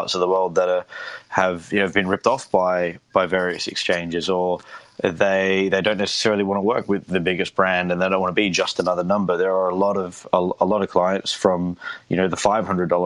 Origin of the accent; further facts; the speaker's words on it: Australia; moved away as an adult; now in United Kingdom; I'm originally from Australia. I moved to the United Kingdom in 2010